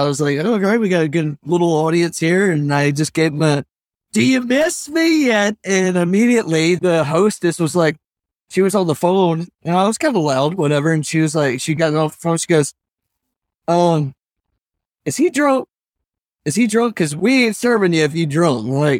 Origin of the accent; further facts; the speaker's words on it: New Orleans, Louisiana, United States; also born or lived in Groton; I was actually born in Connecticut on the naval base up in Groton. My dad was in the Navy. But right after he got out, we moved to New Orleans.